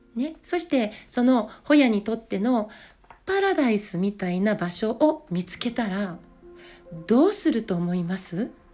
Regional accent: Yamaguchi, Japan; now in Niigata, Japan; 私は出身が山口県

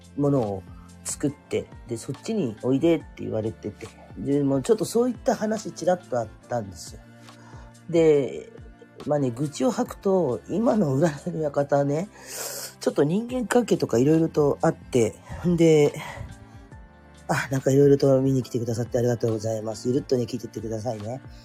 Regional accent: Kurume, Fukuoka, Japan; also born or lived in Oita Prefecture; now in Oita, Japan; 生まれも育ちも福岡県の久留米市なんですね

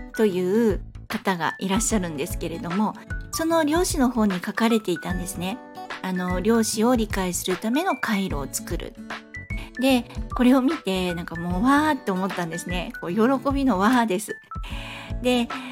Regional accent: Fukuoka, Japan; moved away; もともと福岡の出身

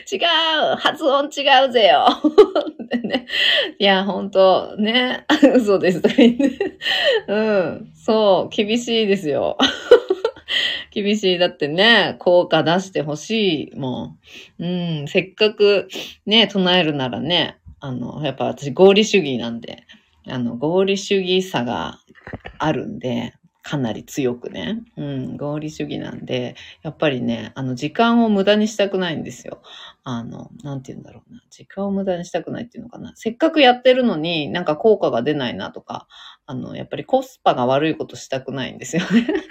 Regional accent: Fukushima, Japan; accent: Fukushima dialect (Tohoku); 東北の福島のなまり出ますけど

